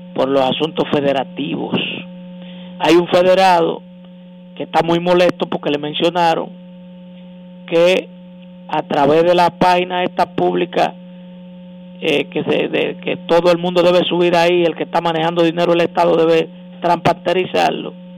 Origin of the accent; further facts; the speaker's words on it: Dominican Republic; como dominicanos